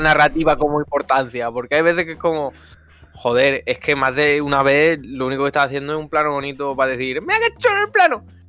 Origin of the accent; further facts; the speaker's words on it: near Murcia, Region of Murcia, Spain; cerca de mi pueblo